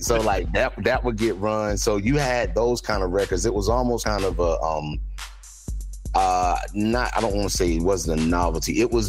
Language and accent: English; Greensboro, North Carolina, United States; where I grew up in Greensboro, it was the South, but it was very much a college town. So we had like a lot of, it was a melting pot.